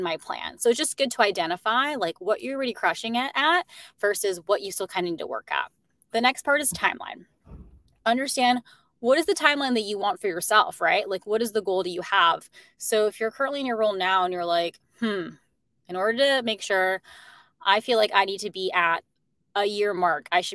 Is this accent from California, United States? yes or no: no; Chicago, Illinois, United States; moved away as an adult; also born or lived in Arizona; now in New York, United States; they both met in Chicago, which is why I'm originally from Chicago.